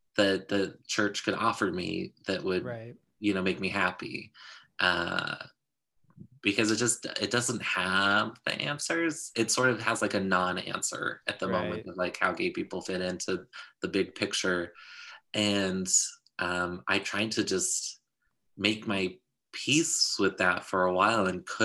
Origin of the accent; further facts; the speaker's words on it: Utah, United States; I grew up in Utah